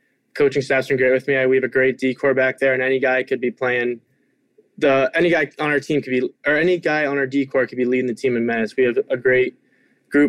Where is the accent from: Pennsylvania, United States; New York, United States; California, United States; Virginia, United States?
Virginia, United States; Richmond; moved away; growing up in Richmond.